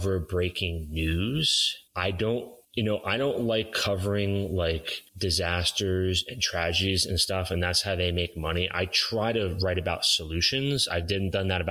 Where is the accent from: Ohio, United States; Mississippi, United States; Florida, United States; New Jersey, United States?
New Jersey, United States; northern; I grew up in New Jersey, northern New Jersey